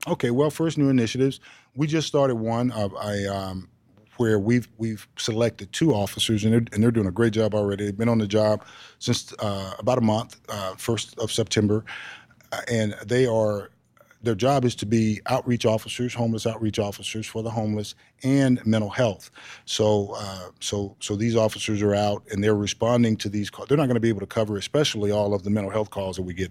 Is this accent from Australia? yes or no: no; Texas, United States; I'm a Texan